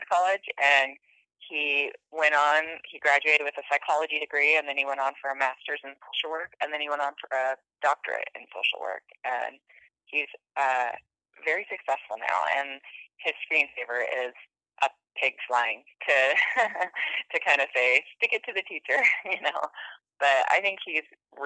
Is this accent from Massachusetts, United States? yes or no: no; Sequim, Washington, United States; also born or lived in Silverton, Oregon; now in Boise, United States; I grew up in Squim, Washington, on the Olympic Peninsula